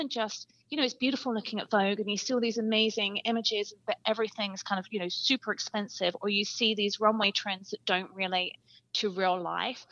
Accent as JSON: {"language": "English", "region": "England", "country": "United Kingdom", "tie": "born or raised there", "moved": "yes", "said": "I grew up in England"}